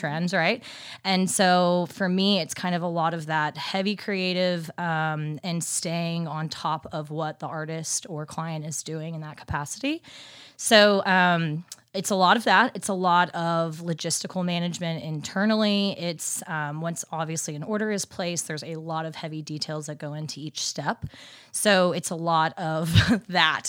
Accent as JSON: {"language": "English", "town": "Dallas", "region": "Texas", "country": "United States", "moved": "as an adult", "lives_now": "Nashville, United States", "said": "I'm originally from Dallas, Texas"}